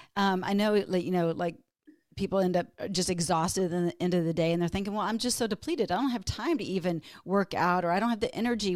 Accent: Texas, United States; moved away as an adult; now in Minnesota, United States; I grew up in Texas, but moved to Minnesota

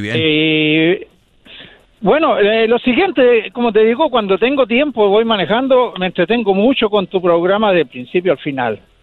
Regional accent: Chile; now in United States

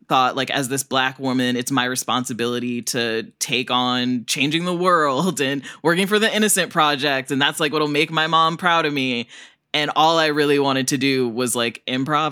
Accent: Northern Illinois, United States; I grew up in Northern Illinois where there's so many Swedish people

